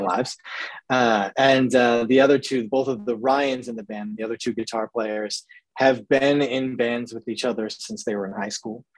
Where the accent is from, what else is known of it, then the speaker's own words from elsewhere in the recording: New England, United States; growing up in the New England area